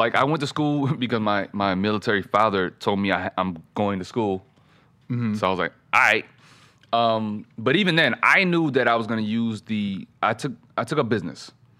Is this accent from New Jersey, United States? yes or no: no; Fayetteville, North Carolina, United States; also born or lived in Germany; I grew up in Germany through the military. North Carolina and Germany. So Fort Bragg, Fayetteville. That's where my dad was stationed.